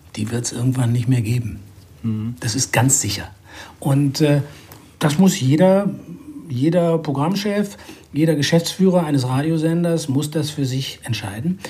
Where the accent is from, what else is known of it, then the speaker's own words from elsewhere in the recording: Düsseldorf, North Rhine-Westphalia, Germany; moved away; Und in Düsseldorf bin ich geboren. Das ist meine alte Heimat, wo ich leider sehr selten bin